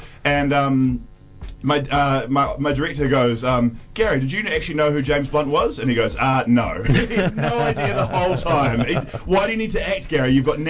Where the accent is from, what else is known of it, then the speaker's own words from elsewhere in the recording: Nelson, New Zealand; moved away; growing up in Nelson